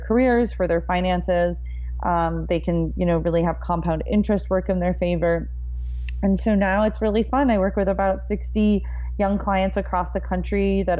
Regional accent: Minneapolis, Minnesota, United States; moved away as an adult; now in Austin, United States; I am from Minneapolis, Minnesota, and we are both Minnesotans

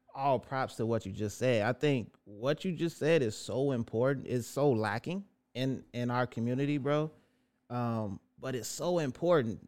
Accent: Chicago, Illinois, United States; raised in Roseland from the rooter to the tutor

